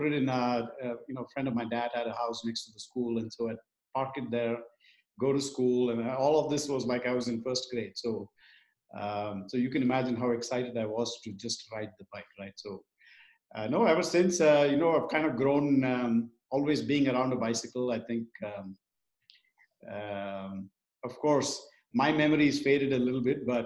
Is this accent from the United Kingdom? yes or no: no; Bengaluru, Karnataka, India; moved away as an adult; now in United States; Born and raised in Bengaluru, one of my favorite cities. We moved to the States 2001. So I've been here about 20 years